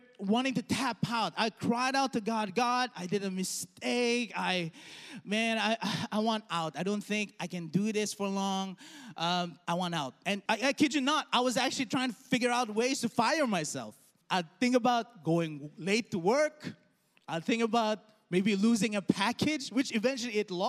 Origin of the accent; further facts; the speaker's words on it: Dubai, United Arab Emirates; I grew up in Dubai